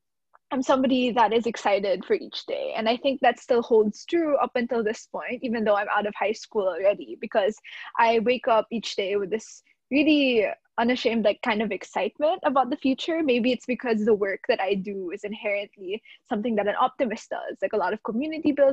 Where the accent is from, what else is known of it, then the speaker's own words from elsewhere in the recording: Manila, Metro Manila, Philippines; I'm from the Philippines. So I was born and raised in Manila, Philippines, the capital